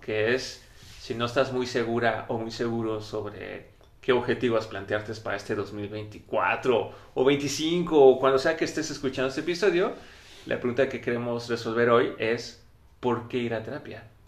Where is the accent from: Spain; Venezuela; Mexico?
Mexico